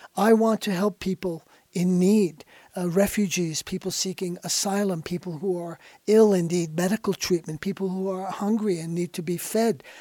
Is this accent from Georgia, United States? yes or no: no; New York, United States; I was born in New York in nineteen forty-five